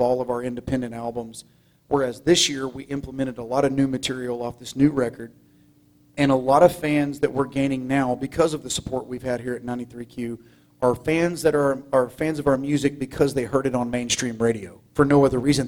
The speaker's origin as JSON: {"language": "English", "town": "Groveton", "region": "Texas", "country": "United States", "said": "I'm from Groveton"}